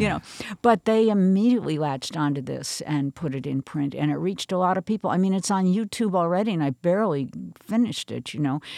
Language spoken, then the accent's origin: English; New Canaan, Connecticut, United States; I grew up in New Canaan, Connecticut, which is still where I have a home now